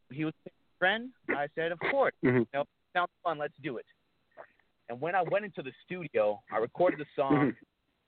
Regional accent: Brazil; also born or lived in United States; now in Nashville, United States; I was born in Brazil, you know, and my dad was a bull rider, and that's the reason why we moved here to the United States

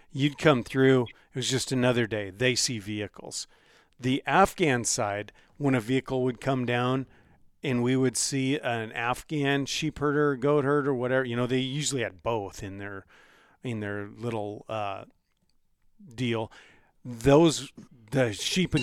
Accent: United States; I said, America.

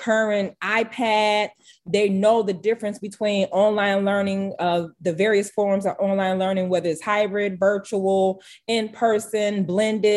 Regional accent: Harvey, Illinois, United States; I'm born and raised in Harvey

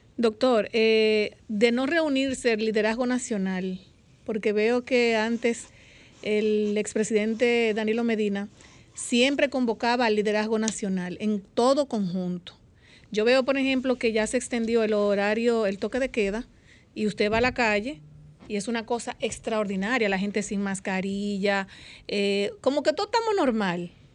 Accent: Dominican Republic; vivo en mi país

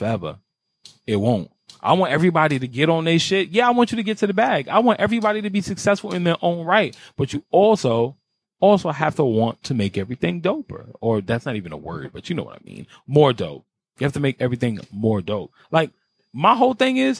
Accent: New York City, New York, United States; I grew up in Carver Projects on 100 Foot Madison, East Side of Harlem

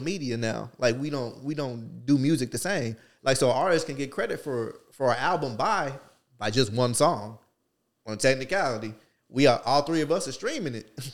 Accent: New Jersey, United States; I'm from Jersey

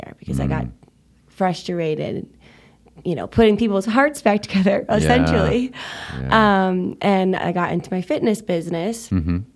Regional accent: Milwaukee, Wisconsin, United States; moved away as an adult; I was born and raised in Milwaukee, Wisconsin

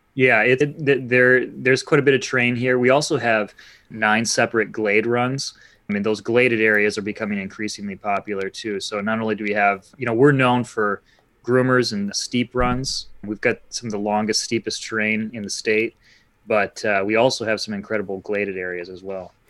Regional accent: Holland, Michigan, United States; moved away as an adult; also born or lived in Marquette, Michigan; now in Petoskey, United States; I grew up in Holland, Michigan

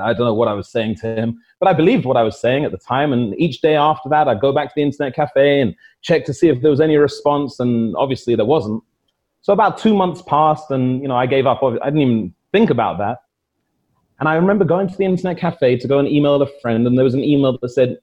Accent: London, United Kingdom; moved away as an adult; also born or lived in Devon; now in Saudi Arabia; where I was born in Paddington, London, 1974

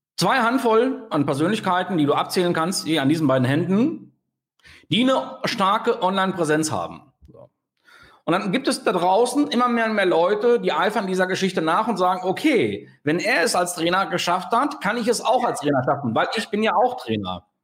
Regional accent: Sauerland, North Rhine-Westphalia, Germany; als Sauerländer wie ich, ne? Also, also hier im Sauerland

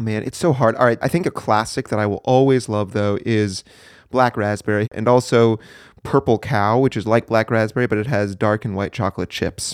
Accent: New Hampshire, United States; moved away as an adult; I was born and raised in the, in the good old Granite State. That would be New Hampshire

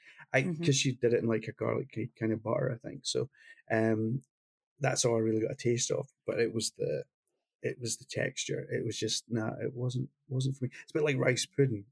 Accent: Glasgow, Scotland, United Kingdom; he came from the same city I came from Glasgow

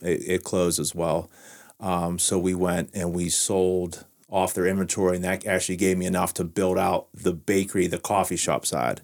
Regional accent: Washington, Pennsylvania, United States; to restore my hometown

